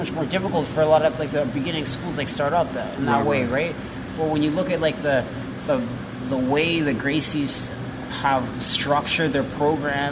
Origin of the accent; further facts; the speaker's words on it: Calgary, Alberta, Canada; now in Toronto, Canada; Born and raised in Calgary